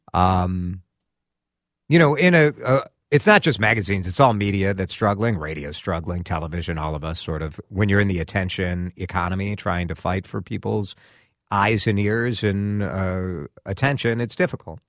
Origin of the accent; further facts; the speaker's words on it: Chicago, Illinois, United States; moved away as an adult; now in Twin Cities, United States; I'm a transplant from Chicago. I moved here in two thousand three with my wife